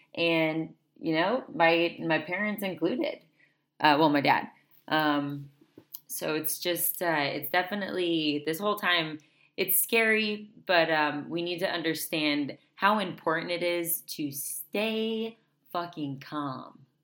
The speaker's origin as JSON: {"language": "English", "region": "South Florida", "country": "United States", "moved": "yes", "said": "I'm from South Florida"}